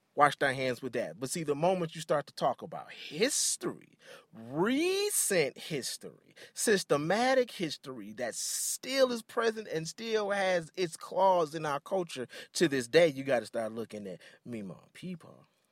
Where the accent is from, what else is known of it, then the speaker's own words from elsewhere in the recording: Detroit, Michigan, United States; I grew up in Detroit, very Afrocentric.